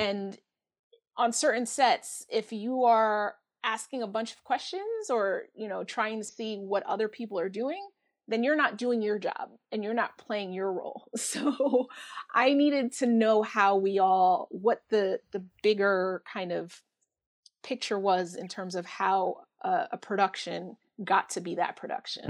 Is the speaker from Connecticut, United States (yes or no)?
yes; Bridgeport, Connecticut, United States; moved away as an adult; also born or lived in Bronx, New York / Philadelphia; when I was a baby, we moved to Bridgeport, Connecticut